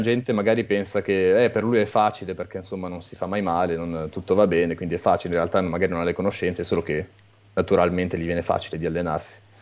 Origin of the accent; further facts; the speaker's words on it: Italy; now in France; sono nato e cresciuto in Italia